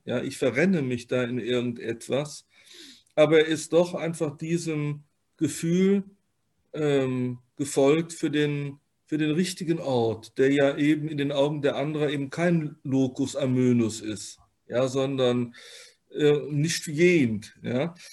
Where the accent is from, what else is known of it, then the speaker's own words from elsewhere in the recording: Rhineland, Germany; als Rheinländer